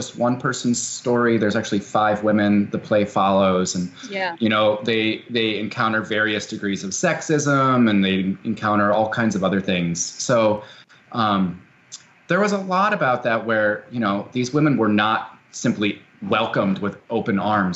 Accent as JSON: {"language": "English", "region": "Wisconsin", "country": "United States", "tie": "born or raised there", "said": "I'm from Wisconsin, and I'm from about an hour away from this place. And as a kid, my mom is a hydrogeologist"}